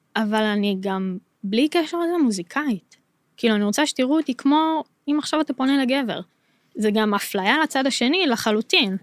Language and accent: Hebrew; Modi'in, Central District, Israel; בתור ישראלית אני יכולה להגיד, וכשגדלתי, אז הרי גדלתי במודיעין